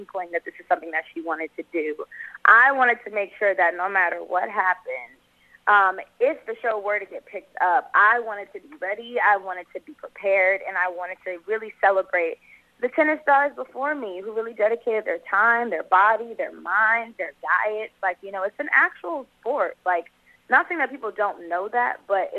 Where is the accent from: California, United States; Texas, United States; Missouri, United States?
California, United States; Los Angeles; also born or lived in Atlanta; I grew up in South Central L.A., born and raised here.